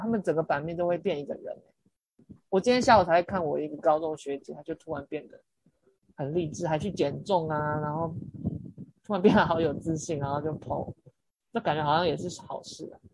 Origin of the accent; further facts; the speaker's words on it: Taiwan; 我是台湾人